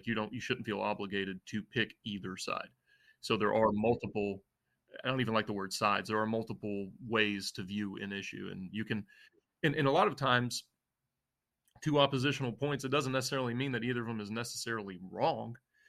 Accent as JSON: {"language": "English", "region": "the South", "country": "United States", "tie": "born or raised there", "said": "And it was weird because we grew up in the South, but we also were in a Lebanese house."}